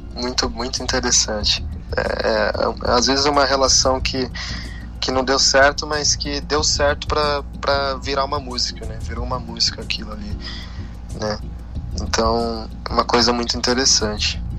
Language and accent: Portuguese; São Paulo, Brazil; nasci e fui criado em São Paulo, né? Eu tô aqui desde então